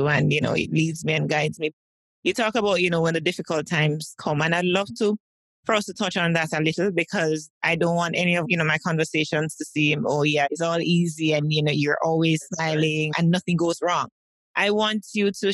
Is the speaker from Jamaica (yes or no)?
yes; Jamaica; as a Jamaican